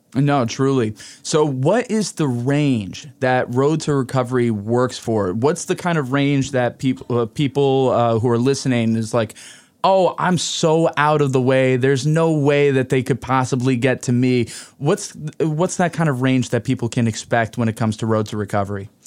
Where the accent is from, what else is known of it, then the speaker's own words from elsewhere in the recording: Hudson Valley, New York, United States; the Hudson Valley region, which is ironic being my hometown